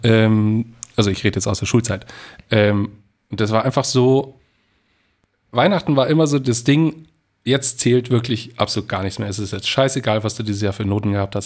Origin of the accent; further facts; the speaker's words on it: Aichach, Bavaria, Germany; moved away; Aus meiner Heimatstadt ist es zum Beispiel auch so eine Tradition geworden, dass sich am 23. trifft man sich in äh, einer bestimmten Bar in Eichach